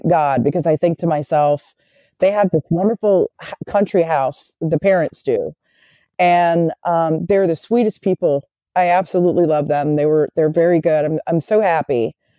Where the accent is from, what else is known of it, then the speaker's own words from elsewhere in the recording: the South, United States; accent: Southern; Of course, I sound real funny coming from the South. They all knew where I came from. Well, they thought I was from Boston.